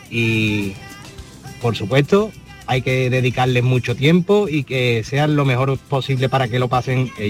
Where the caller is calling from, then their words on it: Seville, Andalusia, Spain; Buenas tardes, marino Soy … de Sevilla.